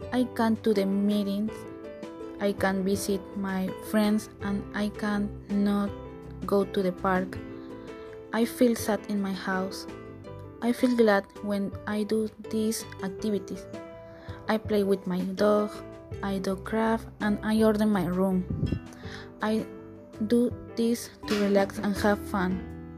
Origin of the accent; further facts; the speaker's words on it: Lima, Peru; I am from Lima, Peru